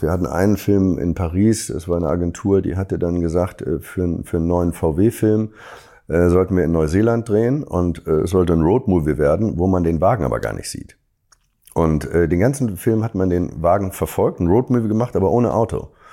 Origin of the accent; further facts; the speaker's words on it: Hamburg, Germany; Als Hamburger